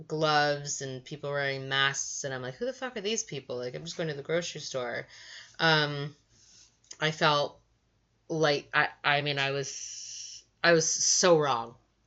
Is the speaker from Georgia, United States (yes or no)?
no; Virginia, United States; I'm from Virginia